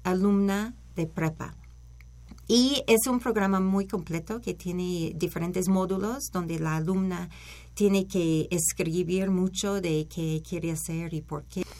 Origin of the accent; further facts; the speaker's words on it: Berkeley, California, United States; moved away as an adult; also born or lived in Los Angeles, United States; now in Mexico; yo soy de Berkeley